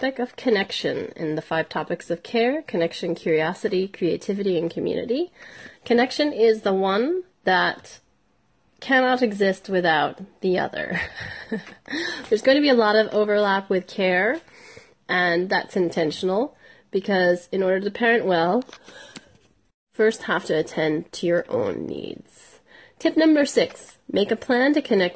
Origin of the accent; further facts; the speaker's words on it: United States; I'm an American